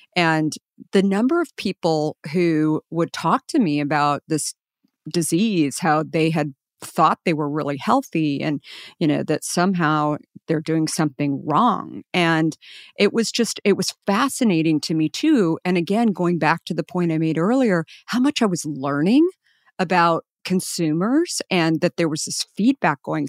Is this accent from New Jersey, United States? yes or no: no; Scottsdale, Arizona, United States; I grew up in Scottsdale.